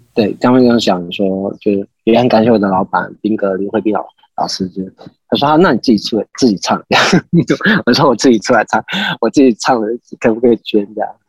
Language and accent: Chinese; Taitung County, Taiwan; moved away as an adult; also born or lived in Taipei; 我以前在台东